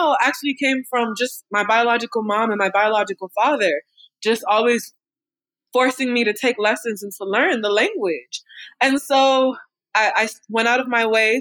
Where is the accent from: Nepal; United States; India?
United States; Raleigh, North Carolina; also born or lived in Washington, D.C.; I'm from Raleigh. I grew up in Raleigh, North Carolina